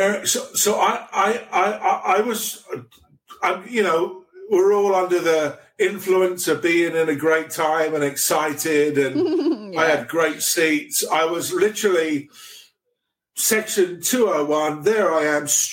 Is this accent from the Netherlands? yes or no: no; England, United Kingdom; first language English; also born or lived in Sweden; now in Romania; I'm from England.